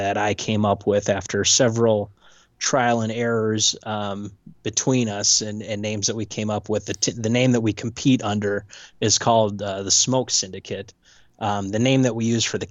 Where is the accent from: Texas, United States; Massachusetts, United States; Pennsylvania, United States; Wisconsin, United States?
Wisconsin, United States; Portage; I grew up in the dirty souths of Portage, Wisconsin.